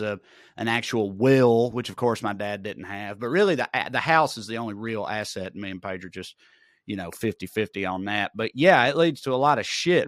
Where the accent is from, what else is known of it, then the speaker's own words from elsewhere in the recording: Celina, Tennessee, United States; moved away; I had to spend a lot of time in Salina, my hometown